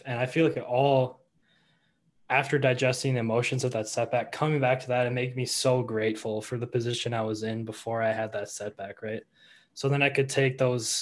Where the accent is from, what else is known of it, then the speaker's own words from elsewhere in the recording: Edina, Minnesota, United States; I was born and raised in Edina. So a lifelong cake eater there.